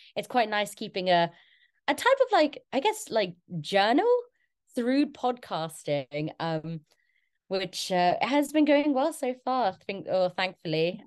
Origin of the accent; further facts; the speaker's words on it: London, United Kingdom; moved away as an adult; now in Exeter, United Kingdom; I'm originally from London.